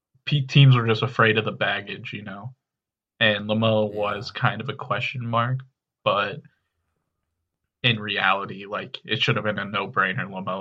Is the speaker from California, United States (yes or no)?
yes; California, United States; ever since I grew up in California.